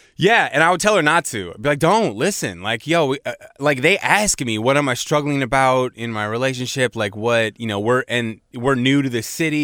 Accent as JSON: {"language": "English", "town": "Seattle", "region": "Washington", "country": "United States", "tie": "born or raised there", "moved": "yes", "said": "I grew up in Seattle, and Seattle is a very white place."}